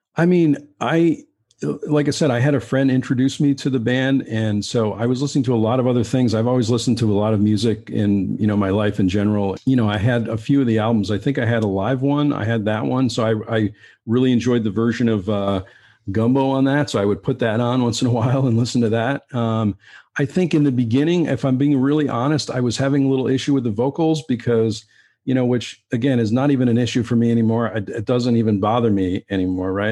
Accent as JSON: {"language": "English", "region": "Western Massachusetts", "country": "United States", "tie": "born or raised there", "also_born_or_lived": "Keene, New Hampshire", "said": "I, I grew up in Western Massachusetts, and I, I went to school in Keene, New Hampshire"}